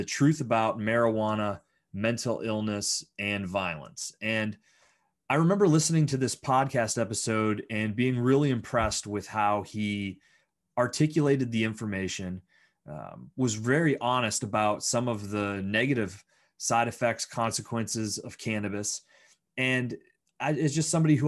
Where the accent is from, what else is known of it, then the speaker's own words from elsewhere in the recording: Bradford, Pennsylvania, United States; now in Pittsburgh, United States; I grew up in Bradford, Pennsylvania